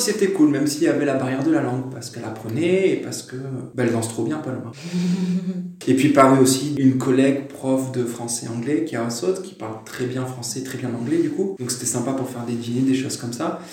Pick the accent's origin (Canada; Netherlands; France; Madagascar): France; now in Hungary; On est plus on est français, c'est clair. On est intégré mais étranger.